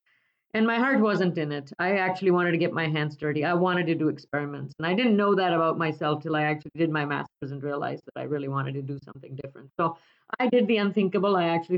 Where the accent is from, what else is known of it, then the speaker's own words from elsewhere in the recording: India; moved away; I grew up in India in a university town